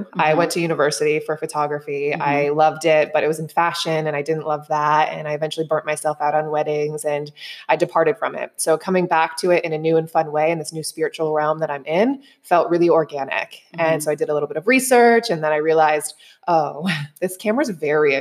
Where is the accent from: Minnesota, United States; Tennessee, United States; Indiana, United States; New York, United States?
New York, United States; moved away as an adult; now in Bali, Indonesia; I am originally from New York, not New York City, but I did eventually move down there